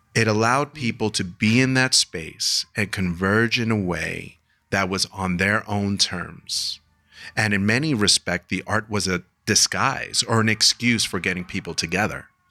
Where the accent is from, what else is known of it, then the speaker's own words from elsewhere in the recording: New York City, New York, United States; I'm from Queens